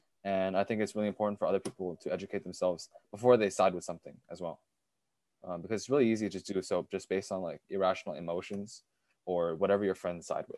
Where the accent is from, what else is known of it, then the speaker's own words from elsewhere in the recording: China; born there; So I, even though I was born in China, I wasn't raised there. You know what I mean? So when I came here, it was all like freedom, democracy